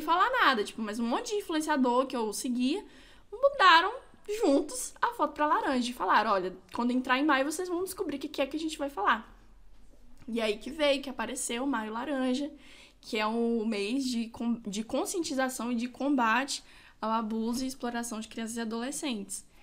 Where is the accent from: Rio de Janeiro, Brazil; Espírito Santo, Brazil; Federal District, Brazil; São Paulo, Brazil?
Espírito Santo, Brazil; São Gabriel da Palha; Eu nasci aqui em São Gabriel mesmo, sou capixaba da gema, gabrielense